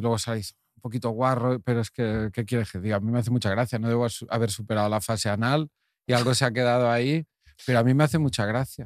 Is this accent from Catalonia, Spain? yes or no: yes; Cardona, Catalonia, Spain; al cine de mi pueblo, Cardona, y debía tener yo 10, 12 años